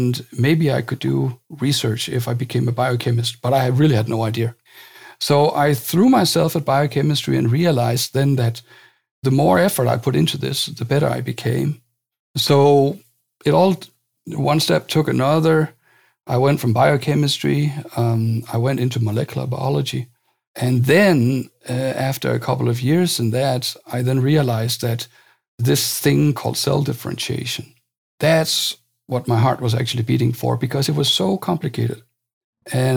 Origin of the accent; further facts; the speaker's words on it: Denmark; I come from Denmark